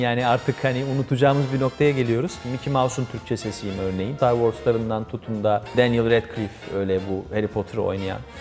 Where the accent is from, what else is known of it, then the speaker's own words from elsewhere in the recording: Ankara, Turkey; ben TRT Ankara Televizyonu koridorlarında büyüdüm